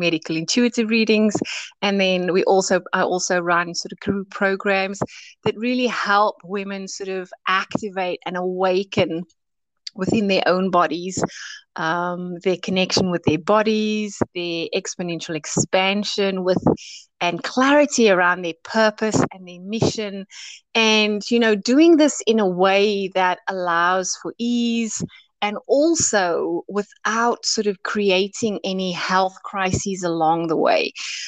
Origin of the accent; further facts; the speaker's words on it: South Africa; now in United Kingdom; I immigrated from South Africa 22 years ago, and I've been based in the UK ever since.